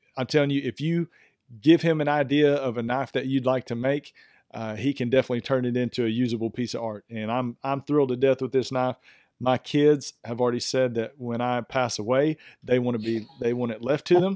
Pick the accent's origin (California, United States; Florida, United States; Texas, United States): Texas, United States; East; I am from East Texas